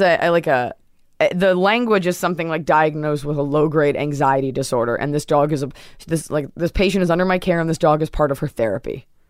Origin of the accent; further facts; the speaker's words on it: Dallas, Texas, United States; moved away as an adult; also born or lived in New York City; now in Los Angeles, United States; and then when I was, like, eight months old, we moved to Dallas